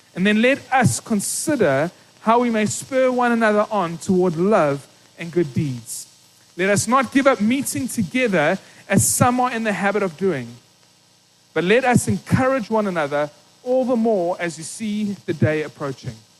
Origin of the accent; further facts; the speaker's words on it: East London, Eastern Cape, South Africa; I grew up in East London, small little town in the Eastern Cape